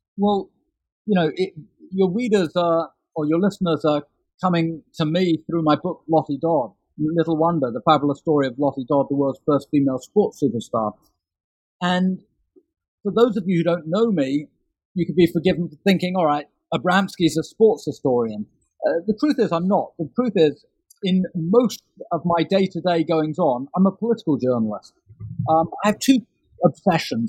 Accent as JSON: {"language": "English", "region": "London", "country": "United Kingdom", "tie": "born or raised there", "said": "I grew up in London in the 1970s and 1980s"}